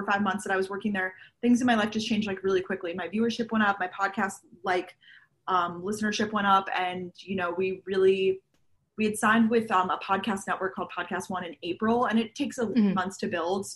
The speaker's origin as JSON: {"language": "English", "area": "Long Island", "region": "New York", "country": "United States", "also_born_or_lived": "Georgia, United States", "moved": "as an adult", "lives_now": "New York City, United States", "said": "I am originally from Long Island, New York"}